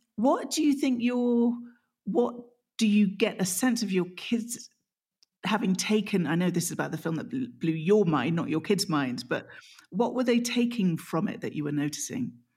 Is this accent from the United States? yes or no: no; England, United Kingdom; I'm English